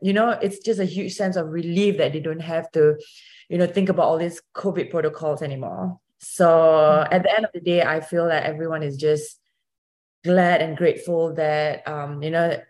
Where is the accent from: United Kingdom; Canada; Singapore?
Singapore; moved away as an adult; now in United States; I used to row for my home country of Singapore. I was the first Singaporean rower